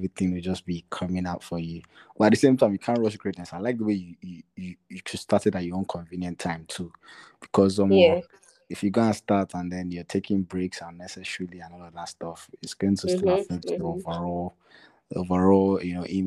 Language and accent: English; Nigeria; in Nigeria, we're constantly surviving